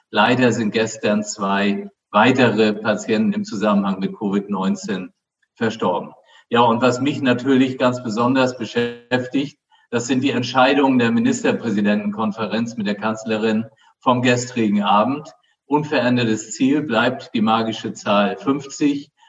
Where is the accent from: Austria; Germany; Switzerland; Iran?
Germany; Flensburg, Schleswig-Holstein; born there; Was äh, mich ein bisschen erinnert an meine Geburtsstadt Flensburg